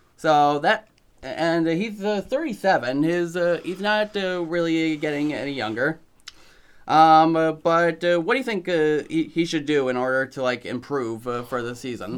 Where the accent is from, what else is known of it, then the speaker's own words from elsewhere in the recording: Connecticut, United States; moved away; a college from my home state of Connecticut